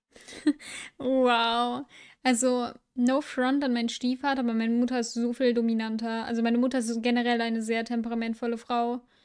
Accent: Düsseldorf, North Rhine-Westphalia, Germany; now in Mönchengladbach, Germany; ich bin in dieser Stadt geboren

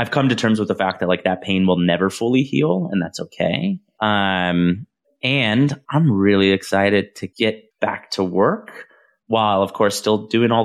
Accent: Visalia, California, United States; this is Visalia, California, where I'm from

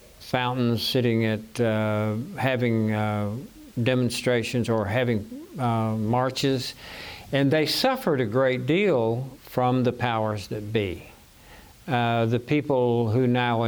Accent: Arkansas, United States; I grew up in the South in Arkansas

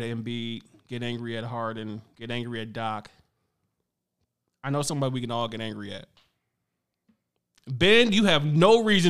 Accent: Cameroon; I can't. I'm from Cameroon.

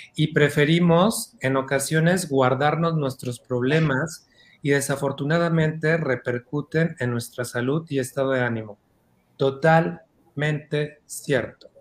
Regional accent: Oaxaca, Mexico; me crié una gran parte en Oaxaca

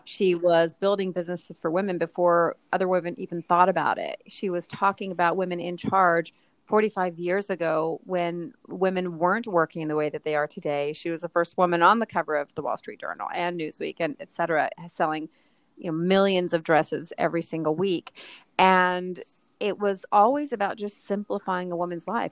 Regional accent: Texas, United States; moved away as an adult; now in New York, United States; I grew up in Texas

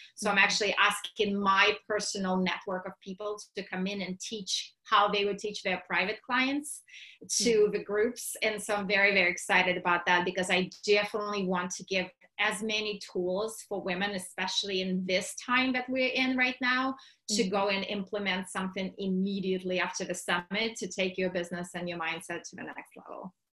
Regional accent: Russia; moved away; I was born and raised in Russia

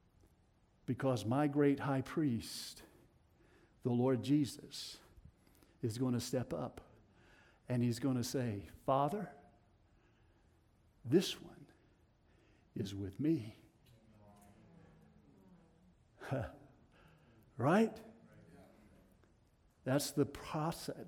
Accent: Tennessee, United States; accent: Tennessee; my Tennessee accent

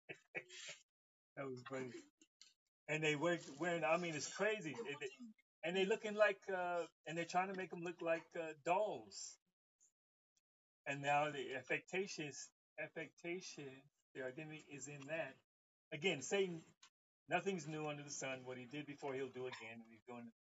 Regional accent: Los Angeles, California, United States; I was from Los Angeles

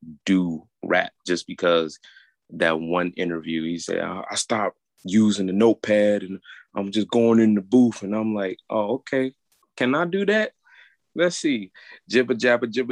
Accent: Chicago, Illinois, United States; I grew up in Old Town

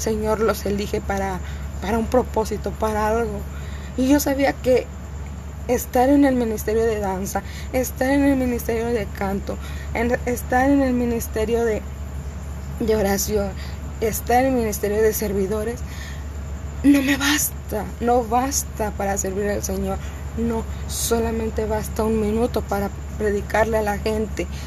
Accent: Cuernavaca, Morelos, Mexico; moved away; yo soy de Cuernavaca, Morelos, yo soy de México, originariamente no, pero yo soy de México.

